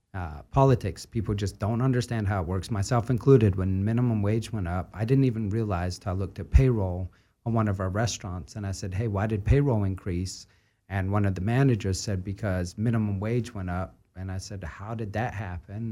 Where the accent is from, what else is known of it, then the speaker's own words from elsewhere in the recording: Scotland, United Kingdom; moved away; growing up in Scotland